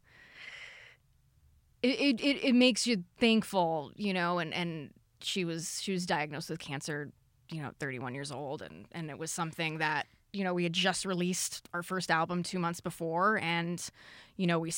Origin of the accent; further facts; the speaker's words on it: Hawthorne, California, United States; I grew up in Hawthorne